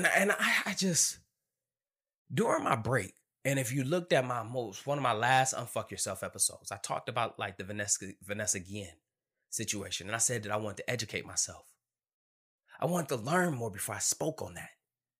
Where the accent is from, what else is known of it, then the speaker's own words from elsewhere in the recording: Detroit, Michigan, United States; Growing up in Detroit, Michigan, and everybody knows my story.